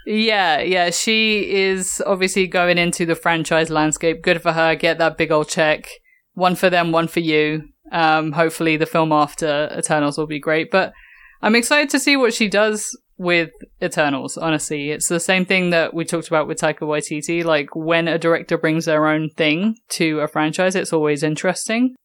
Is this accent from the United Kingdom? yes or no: yes; England, United Kingdom; growing up in England